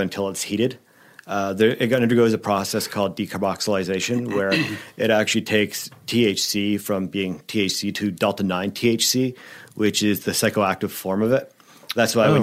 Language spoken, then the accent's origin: English; Miramichi, New Brunswick, Canada; also born or lived in Ontario; I'm from Miramichi, so English is barely